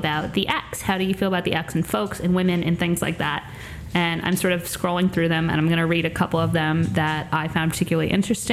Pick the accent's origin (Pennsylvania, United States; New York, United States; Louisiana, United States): New York, United States; Long Island; I'm very much from Long Island